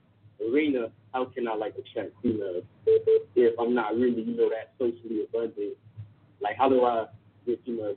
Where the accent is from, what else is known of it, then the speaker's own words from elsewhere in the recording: Miami, Florida, United States; I'm from Miami, North 305, Dade County. That's my shout out. But I'm 17